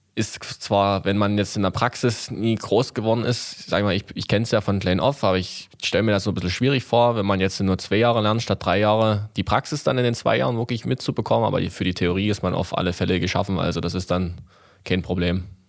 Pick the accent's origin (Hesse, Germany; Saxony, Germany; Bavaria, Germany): Saxony, Germany; Rothenburg/Oberlausitz; also born or lived in Mittweida; ich bin ja auch in Rotenburg groß geworden